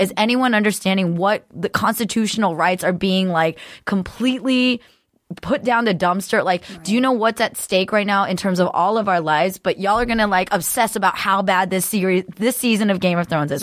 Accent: Cupertino, California, United States; I grew up in Cor-, Cupertino

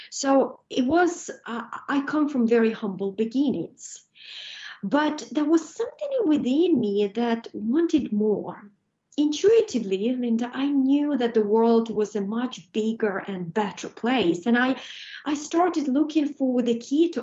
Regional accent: Ukraine; now in United Kingdom; I was born in Ukraine in abject poverty.

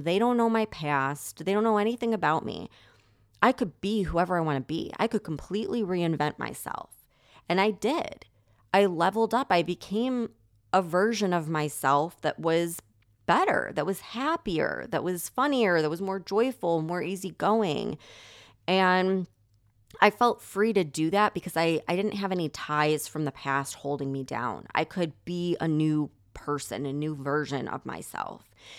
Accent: Chicago, Illinois, United States; So I grew up right outside of Chicago, and I never liked the energy there, ever.

